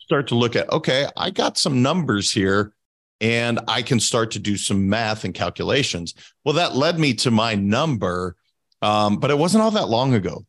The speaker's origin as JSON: {"language": "English", "region": "Montana", "country": "United States", "moved": "as an adult", "said": "I'm from Montana originally. Now, I've been away from Montana for over, oh my gosh, twenty-two years now."}